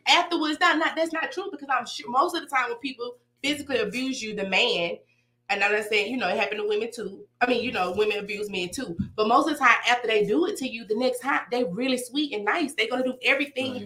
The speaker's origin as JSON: {"language": "English", "town": "Decatur", "country": "United States", "said": "I'm from Decatur."}